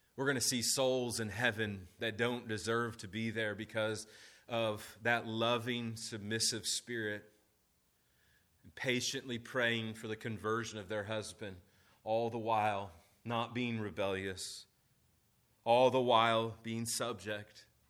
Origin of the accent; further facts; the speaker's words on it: United States; At the heart of being an American is to be rebellious, right? Uh, we, we are the rebellious ones